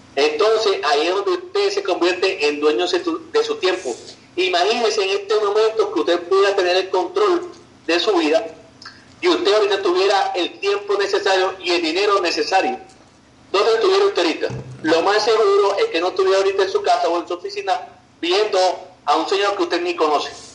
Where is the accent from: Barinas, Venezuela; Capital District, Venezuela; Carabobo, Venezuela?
Carabobo, Venezuela; Valencia; yo era taxista en la ciudad donde yo nací, en Valencia, Venezuela